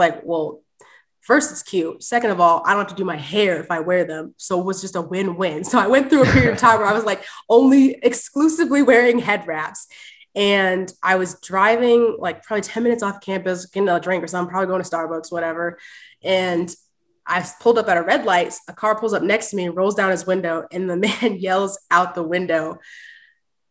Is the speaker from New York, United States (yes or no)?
yes; Clifton Park, New York, United States; I grew up in Clifton Park